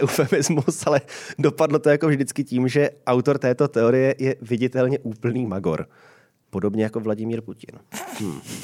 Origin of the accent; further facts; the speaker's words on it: Prague, Czechia; když jsem byl dítě, tak my jsme až v roce 93, když mi byly 4 roky, k nám byla zavedená pevná linka. A to byl normální byt na Vinohradech